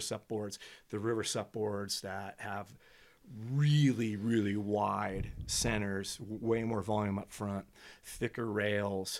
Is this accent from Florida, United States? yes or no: no; California, United States; moved away as an adult; I went back to join a buddy's practice in where, uh, my hometown was